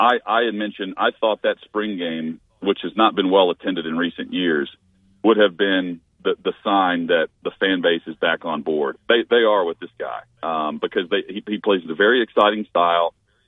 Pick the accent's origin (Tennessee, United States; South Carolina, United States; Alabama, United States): Tennessee, United States; I grew up in Tennessee, but I'm not a Tennessee fan like Clay or Chad